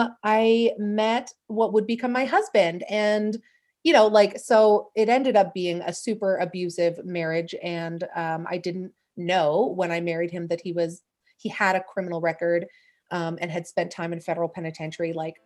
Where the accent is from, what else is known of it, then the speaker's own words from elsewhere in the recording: Calgary, Alberta, Canada; I'm from Calgary in Canada.